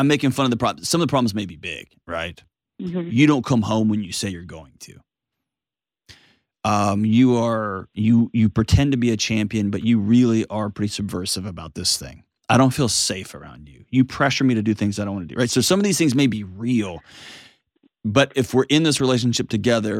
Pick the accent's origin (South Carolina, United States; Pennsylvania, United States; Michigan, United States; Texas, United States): Texas, United States; I grew up in Texas